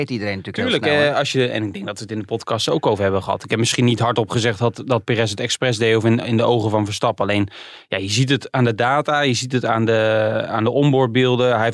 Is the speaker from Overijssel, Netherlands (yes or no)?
no; Utrecht, Netherlands; Wij komen allebei uit Utrecht.